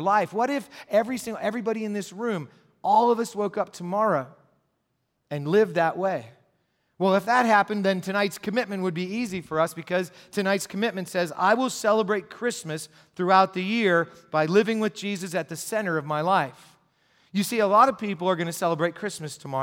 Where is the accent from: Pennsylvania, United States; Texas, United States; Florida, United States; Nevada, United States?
Pennsylvania, United States; Gipsy; I grew up in Gypsy, Pennsylvania, a place that makes Bedford Falls look like New York City